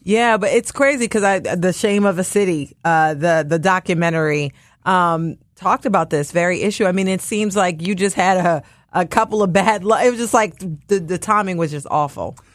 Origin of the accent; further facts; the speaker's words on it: Washington, District of Columbia, United States; now in Philadelphia, United States; I'm not a, a native Philadelphian, I'm from Washington, D.C.